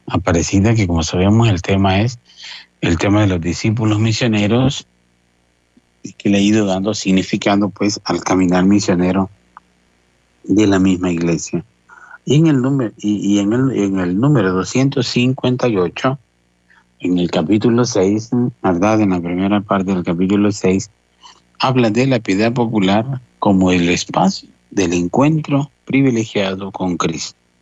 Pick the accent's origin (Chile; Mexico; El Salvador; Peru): El Salvador; las peregrinaciones que hacían desde desde mi pueblo hasta un santuario mariano que, que muy conocido, cerca el santuario justamente de la Virgen de Fátima, eh, que existe pues en Cojute, eh, que nosotros hacíamos